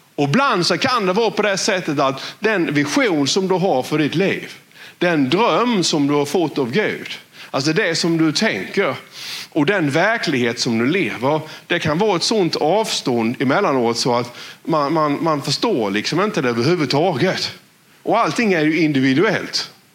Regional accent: West Blekinge, Sweden; accent: West Blekinge dialect; på vår dialekt här vid Västblekinge

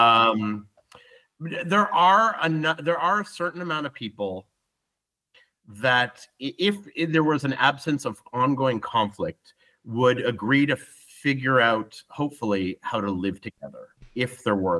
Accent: Ottawa, Ontario, Canada; moved away as an adult; also born or lived in Israel; now in Tel Aviv, Israel; I'm Canadian. I'm Jewish. Um, never really believed in much to do with Judaism. I'm an atheist, but involved a little bit in the Jewish community in in Ottawa.

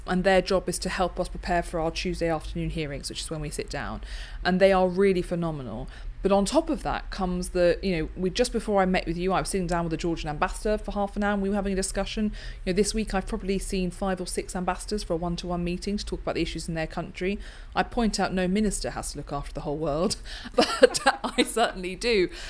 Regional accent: United Kingdom; I was seeing, just because I'm the British chair, it's not because I'm me

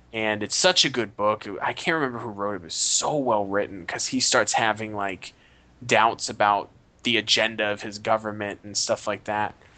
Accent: United States; as an American

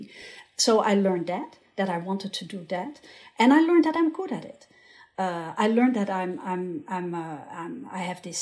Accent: Rotterdam, South Holland, Netherlands; the cinema in Rotterdam, my hometown

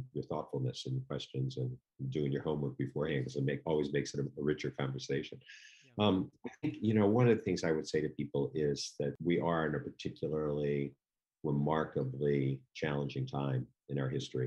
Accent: Washington, District of Columbia, United States; I was from Washington, D.C., not quite the North

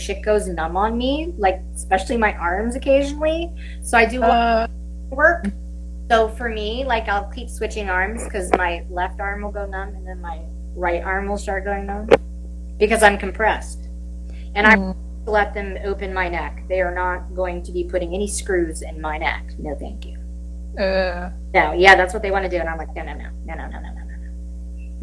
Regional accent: Williamsburg, Virginia, United States; moved away; I was born and raised in Williamsburg, Virginia.

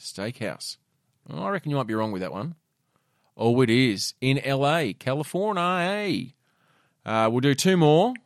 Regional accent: Tasmania, Australia; growing up in Tassie

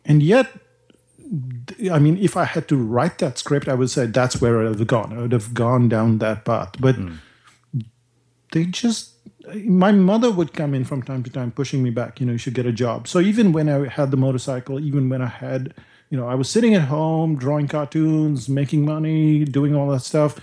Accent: India; now in New Zealand; growing up in India

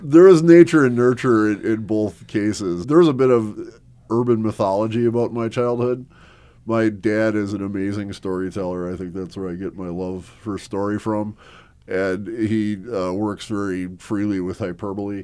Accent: Milwaukee, Wisconsin, United States; also born or lived in Mequon, Wisconsin; I was born in Milwaukee, Wisconsin

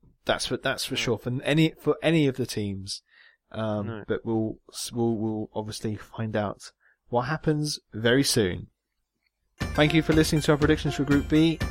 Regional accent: Jersey; I'm Jersey.

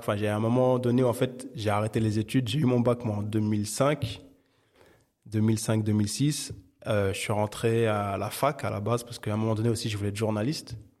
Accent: Paris, Île-de-France, France; now in Saint-Denis, France; J'ai grandi, alors je suis né à Paris dans le treizième, jusqu'à il y a trois ans maintenant où je vis à Saint-Denis. Mais j'ai, j'ai principalement vécu dans le treizième arrondissement de Paris.

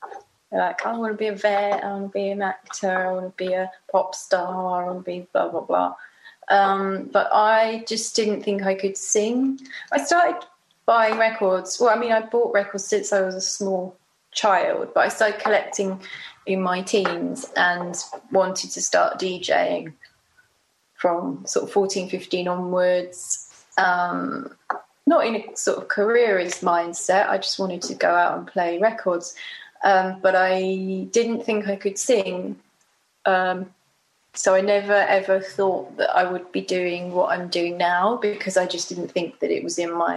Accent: Bromley, London, United Kingdom; I grew up in Bromley, so it was very, you know, it's nice.

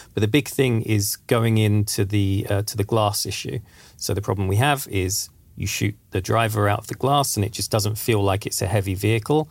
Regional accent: England, United Kingdom; now in Sweden; I'm from England

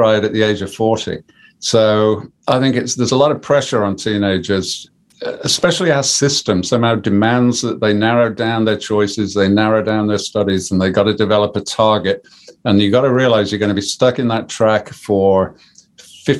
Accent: Birmingham, West Midlands, United Kingdom; also born or lived in Coventry; I'm a Brummie.

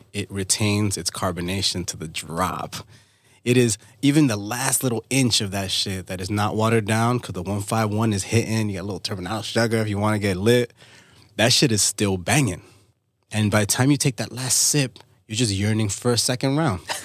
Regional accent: New York City, New York, United States; also born or lived in Dominican Republic; born in D R, raised in New York

